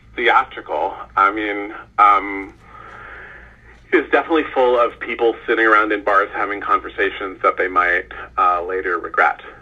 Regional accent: California, United States; I grew up in California

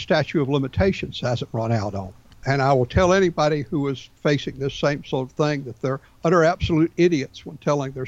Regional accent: Atlanta, Georgia, United States; myself and another six guys were born and raised in Atlanta.

